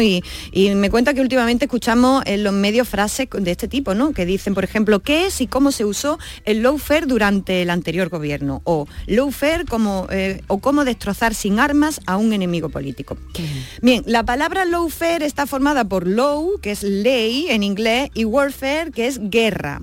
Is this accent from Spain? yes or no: yes; Andalusia, Spain